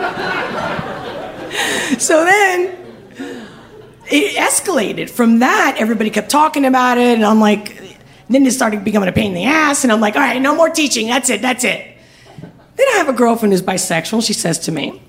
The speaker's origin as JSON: {"language": "English", "country": "Spain", "moved": "yes", "said": "I'm from Spain"}